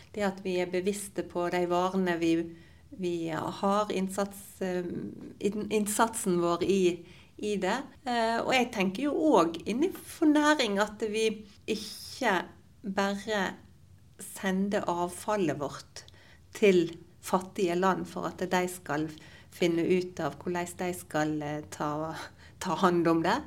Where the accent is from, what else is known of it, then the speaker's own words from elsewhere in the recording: Gulen, Vestland, Norway; jeg vokste opp i Gulen